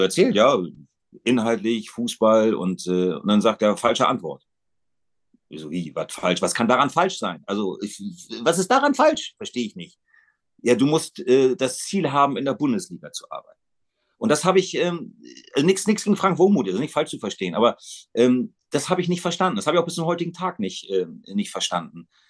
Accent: Bremen, Germany; Das ist meine Heimatstadt

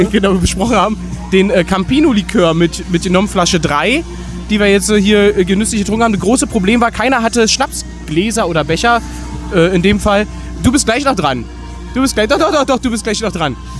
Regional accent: Saxony, Germany; Ich bin Sachse und wohne in Dresden.

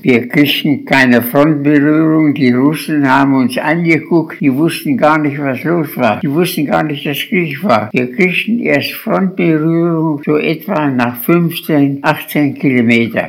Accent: Holtensen, Lower Saxony, Germany; also born or lived in Göttingen; Ich bin in Holdensen geboren, bin in Holdensen zur Schule gegangen

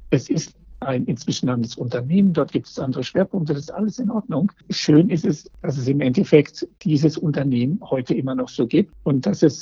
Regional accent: Essen, North Rhine-Westphalia, Germany; Das, aus meiner Heimatstadt, so.

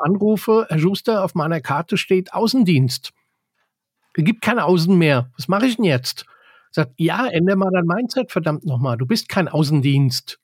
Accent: Bavaria, Germany; bei uns in Bayern

